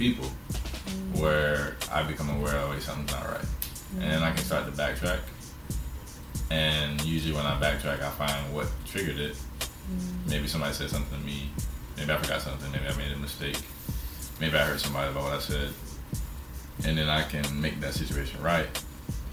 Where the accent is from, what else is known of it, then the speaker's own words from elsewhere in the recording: Tallahassee, Florida, United States; my deepest relationships with my friends in my hometown, Tallahassee.